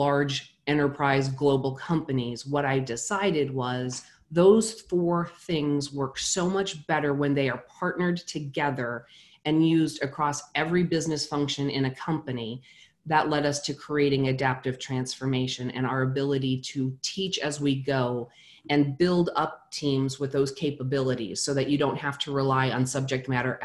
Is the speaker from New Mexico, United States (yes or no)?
yes; New Mexico, United States; I was 14 years old and I grew up in New Mexico